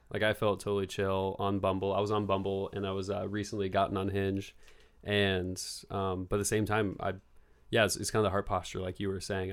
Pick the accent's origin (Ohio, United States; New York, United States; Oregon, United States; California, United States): Oregon, United States; Bend; moved away as an adult; now in Los Angeles, United States; I am from Bend, Oregon, and I'm twenty-eight years old, and I just moved to Los Angeles about three months ago